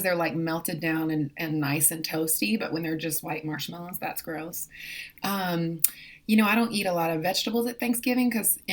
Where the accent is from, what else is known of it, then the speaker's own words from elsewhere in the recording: the South, United States; Growing up in the South